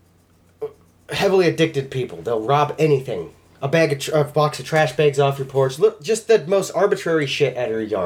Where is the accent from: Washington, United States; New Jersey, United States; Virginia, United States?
Washington, United States; Spokane; moved away as an adult; now in Athol, United States; I'm from Spokane. It's a big, second biggest city in Washington.